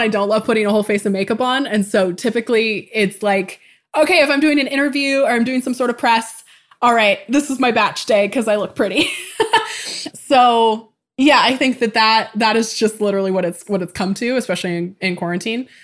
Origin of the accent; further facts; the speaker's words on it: Tacoma, Washington, United States; I was born in 1994 in Tacoma, Washington